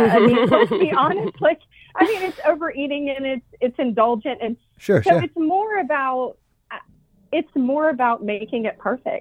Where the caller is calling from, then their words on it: Kennesaw, Georgia, United States; Kennesaw, Georgia, just outside of Atlanta.